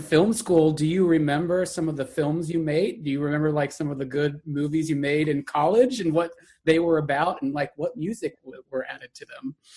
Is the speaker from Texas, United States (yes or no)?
yes; Texas, United States; accent: Texas; my Texas accent